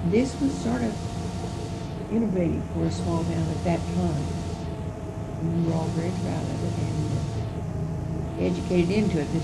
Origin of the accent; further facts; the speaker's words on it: Marceline, Missouri, United States; I was from Marceline.